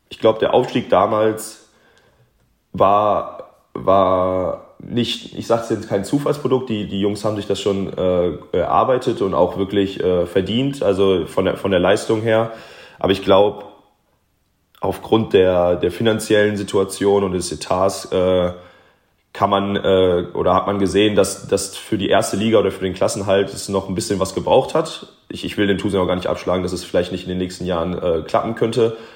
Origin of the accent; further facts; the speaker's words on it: Wermelskirchen, North Rhine-Westphalia, Germany; born there; als gebürtiger Wermelskirchner, also ich, der, das Bergische Land ist mir nicht, nicht ganz fremd